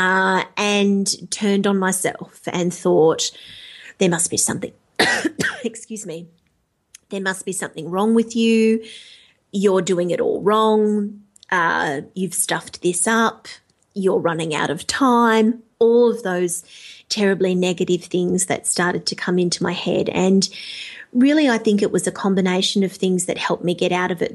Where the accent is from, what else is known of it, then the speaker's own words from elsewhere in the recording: Melbourne, Victoria, Australia; Melbourne, which is, uh, you know, that my, my hometown